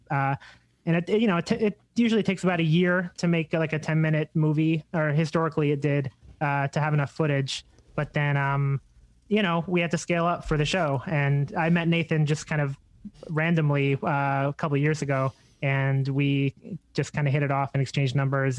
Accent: Long Island, New York, United States; I grew up mostly in Long Island

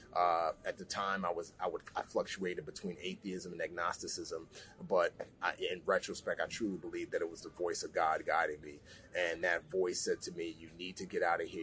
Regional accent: New York City, New York, United States; also born or lived in Nigeria; she permanently relocated my brother and I, uh, along with herself, um, back to the States, and I grew up in the Bronx.

